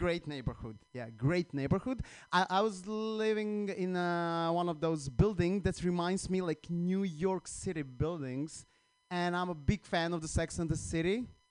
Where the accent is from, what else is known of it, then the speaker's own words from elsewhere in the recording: Croatia; English is a second language; now in United States; I'm from Croatia